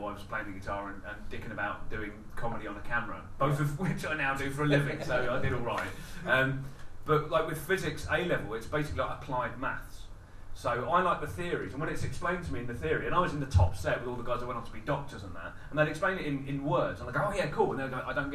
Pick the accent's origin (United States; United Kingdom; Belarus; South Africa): United Kingdom; Wallington, London; I was brought up in Wallington, so it's in between Sutton and Croydon.